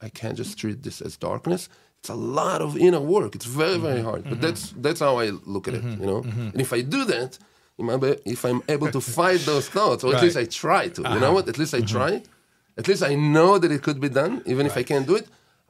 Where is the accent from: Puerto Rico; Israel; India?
Israel; I'm from Israel. I'm born in Israel. My parents are born in Israel.